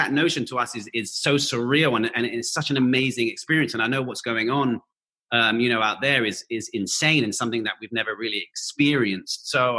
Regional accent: London, United Kingdom; born or raised there

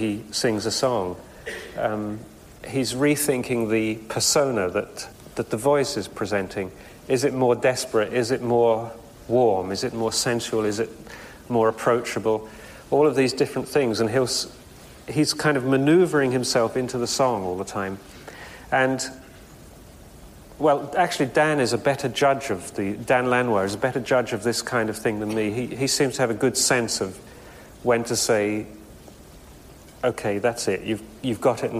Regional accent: England, United Kingdom; I'm English

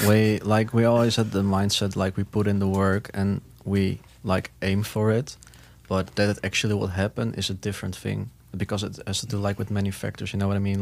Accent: Netherlands; From the Netherlands.

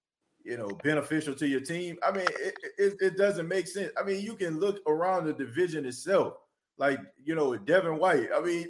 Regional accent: New Orleans, Louisiana, United States; being a native, born and raised in New Orleans

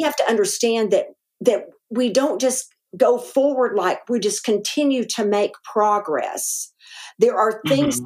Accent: Arkadelphia, Arkansas, United States; accent: Arkansas; moved away; also born or lived in Green Bay, Wisconsin / Texas; Arkadelphia was our hometown

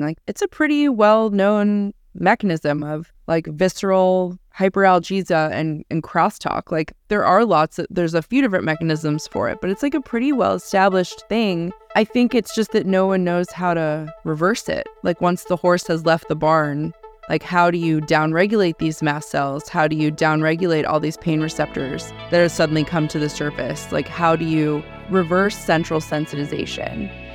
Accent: Pittsburgh, Pennsylvania, United States; I was born in Pittsburgh, Pennsylvania

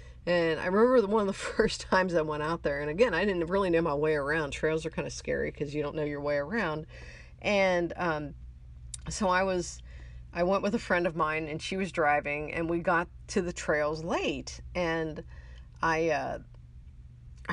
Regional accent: Ohio, United States; I grew up in Ohio and I grew up out in the country.

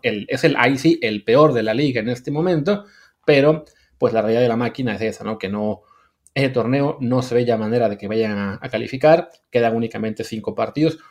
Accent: Mexico; como mexicano

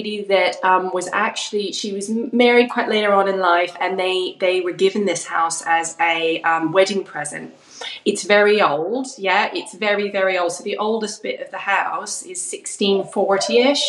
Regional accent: Vancouver Island, British Columbia, Canada; moved away as an adult; also born or lived in London, United Kingdom; now in Rye, United Kingdom; I'm originally from Canada, from Vancouver Island, and I was born and raised there.

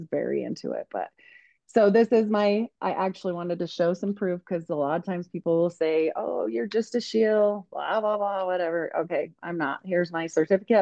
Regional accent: United States; I was just this young girl growing up in Idaho, Utah area

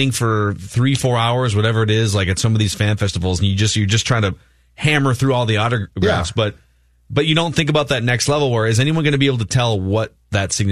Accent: Minnesota, United States; so I grew up for sure on Herb Carneal. Herb Carneal, longtime Twins radio announcer, but I mostly grew up in the John Gordon and Dick Bremer era.

